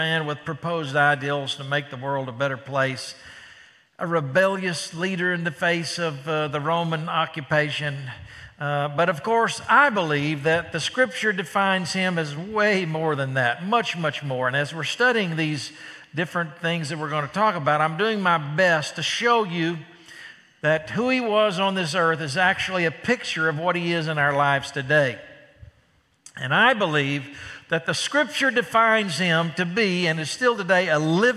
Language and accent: English; Dallas, Texas, United States; I'm from Dallas, Texas